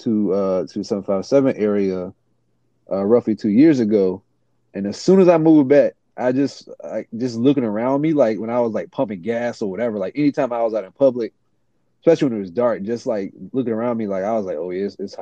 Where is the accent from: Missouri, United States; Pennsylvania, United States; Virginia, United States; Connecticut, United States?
Virginia, United States; Portsmouth; I was born and raised in Virginia Beach area, and Portsmouth specifically.